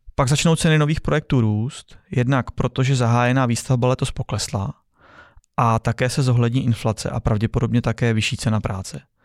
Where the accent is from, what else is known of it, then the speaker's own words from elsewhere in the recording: Czechia; u nás v Čechách